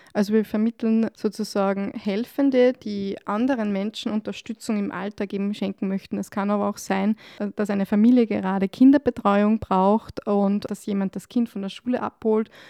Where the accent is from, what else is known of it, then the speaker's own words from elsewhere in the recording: Upper Austria, Austria; moved away as an adult; now in Salzburg, Austria; ich komme ursprünglich aus Oberösterreich